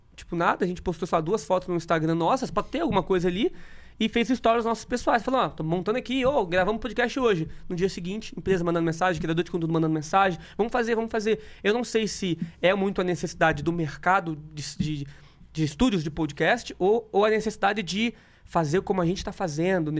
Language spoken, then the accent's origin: Portuguese; interior of Rio de Janeiro, Brazil; moved away; also born or lived in Espírito Santo; Então eu morava no interior do, do Rio de Janeiro lá. Eu nasci em Espírito Santo, interior do Rio, depois meus pais tiveram que se mudar